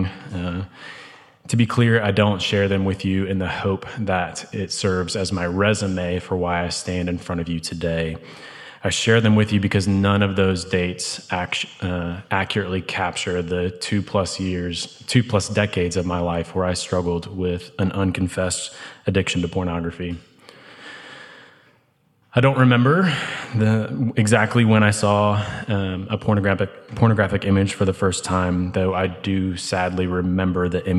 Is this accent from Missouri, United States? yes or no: yes; St. Louis, Missouri, United States; moved away as an adult; now in Birmingham, United States; I was raised in St. Louis by incredible, loving Christian parents. In 2006, I moved to Birmingham for college